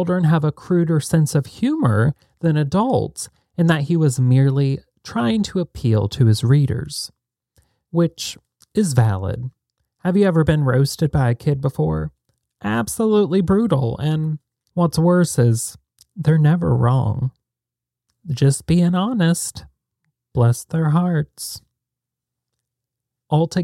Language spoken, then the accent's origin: English; Alexandria, Indiana, United States; I grew up in Alexandria, Indiana.